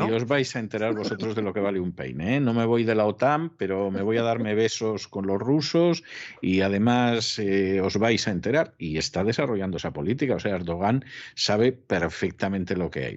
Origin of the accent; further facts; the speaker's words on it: Spain; siendo español